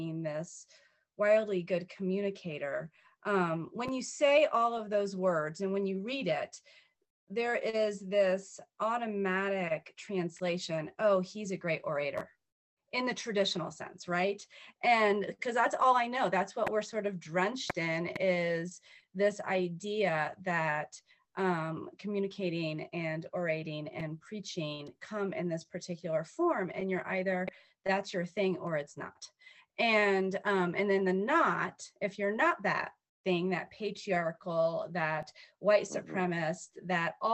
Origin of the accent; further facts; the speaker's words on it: Washington, District of Columbia, United States; I'm from the Washington, D.C. metro area. I was born and raised.